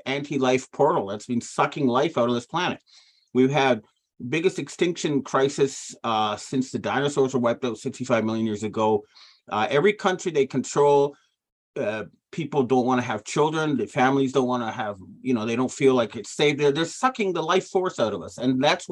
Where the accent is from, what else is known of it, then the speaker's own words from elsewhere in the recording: Ottawa, Ontario, Canada; I came from Ottawa, Canada